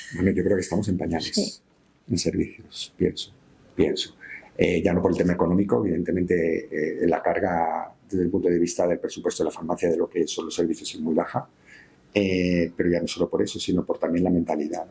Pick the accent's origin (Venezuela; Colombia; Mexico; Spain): Spain; Valencian Community; soy valenciano